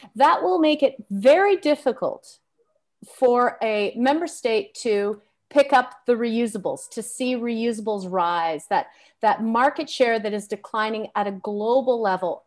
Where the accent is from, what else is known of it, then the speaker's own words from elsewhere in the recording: Canada; As a Canadian